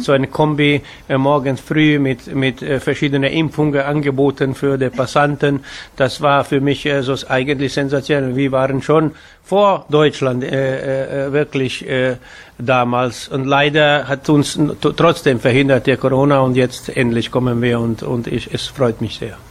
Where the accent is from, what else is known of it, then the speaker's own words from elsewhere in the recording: Vojvodina, Serbia; moved away; in diese Vojvodina hier, wo ich aufgewachsen bin